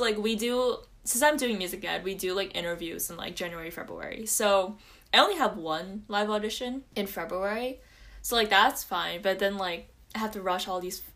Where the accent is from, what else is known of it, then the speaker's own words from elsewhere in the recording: New Jersey, United States; I'm from New Jersey.